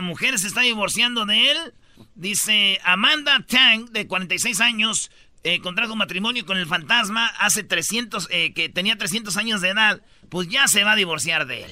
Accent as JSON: {"language": "Spanish", "town": "Jiquilpan", "region": "Michoacán", "country": "Mexico", "tie": "born or raised there", "moved": "yes", "said": "Allá en mi pueblo, en Jiquilpan"}